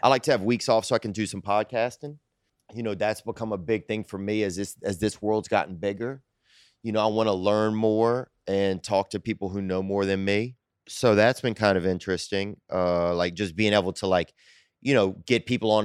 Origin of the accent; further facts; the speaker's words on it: Louisiana, United States; I'm from Louisiana